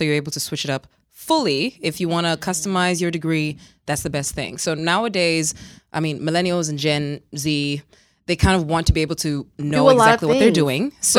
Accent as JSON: {"language": "English", "country": "Namibia", "tie": "born or raised there", "also_born_or_lived": "Zambia / United Kingdom / South Africa / Australia", "moved": "yes", "lives_now": "New York, United States", "said": "Like, Zambian, but I grew up in Namibia, the UK for a hot second."}